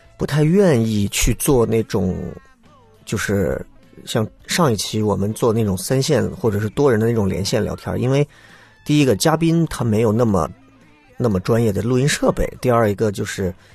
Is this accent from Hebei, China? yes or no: no; Xi'an, Shaanxi, China; 我作为半个陕北人，我不能说一个啊，因为一半的血统其实是在山西，但是从山西过来，我们现在从从我爷爷那辈儿就其实就过来了，就一直在西安嘛